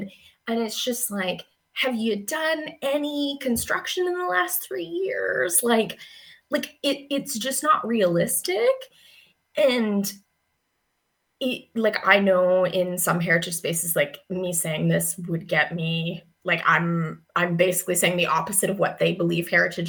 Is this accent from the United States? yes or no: no; Kelowna, British Columbia, Canada; moved away as an adult; now in London, Canada; I'm from BC, I was born and raised in Kelowna